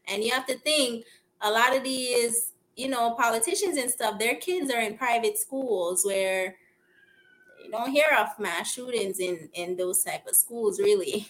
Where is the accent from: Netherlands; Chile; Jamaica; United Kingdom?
Jamaica; Kingston; also born or lived in Philadelphia, United States / Florida, United States; now in Los Angeles, United States; I'm from Kingston